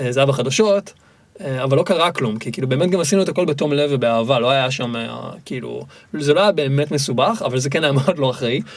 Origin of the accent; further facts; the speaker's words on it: Tel Aviv, Tel Aviv District, Israel; ילד שנולד בתל אביב וגדל בצורה מאוד אורבנית